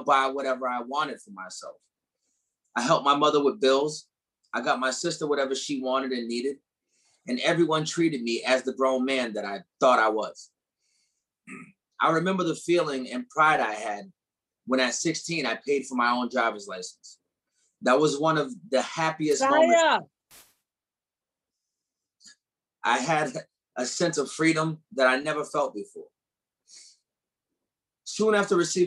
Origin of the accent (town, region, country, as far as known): New Hampshire, United States; born or raised there; also born or lived in Detroit, Michigan, United States